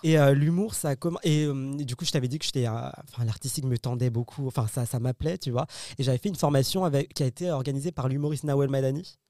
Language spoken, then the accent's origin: French; Paris, Île-de-France, France; je suis né en France, euh, Paris, euh, bac S